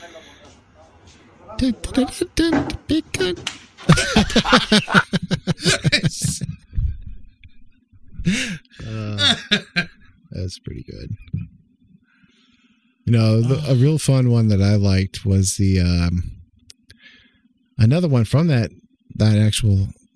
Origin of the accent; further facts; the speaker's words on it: Oklahoma, United States; accent: country accent from Oklahoma; moved away as an adult; now in Ohio, United States; I was raised in Oklahoma, and according to our manners and way of living, somebody's talking, you let them finish, and then you can speak.